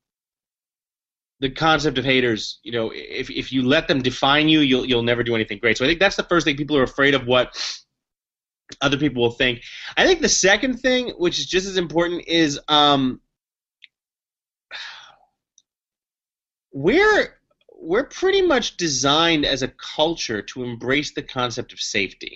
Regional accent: New York City, New York, United States; I grew up in the Upper West Side, Manhattan, and I was a public school kid

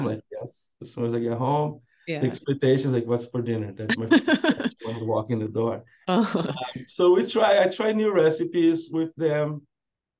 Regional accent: South Brazil, Brazil; moved away as an adult; now in San Diego, United States; I'm from Brazil. I'm from South Brazil

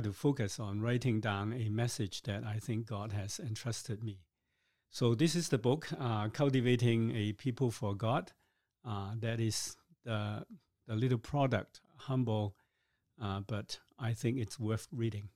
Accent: Hong Kong; now in Canada; I was born in Hong Kong

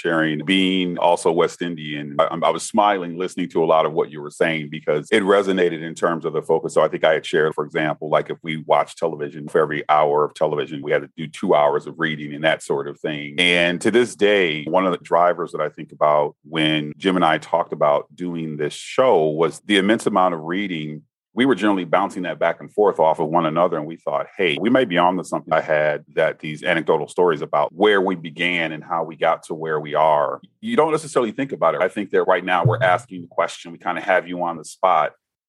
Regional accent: Bahamas; I'm from the Bahamas

